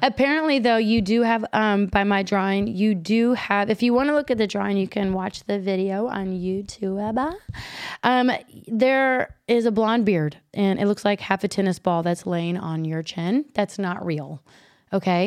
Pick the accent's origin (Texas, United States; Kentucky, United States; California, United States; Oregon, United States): Kentucky, United States; moved away as an adult; also born or lived in Chicago; I was from Kentucky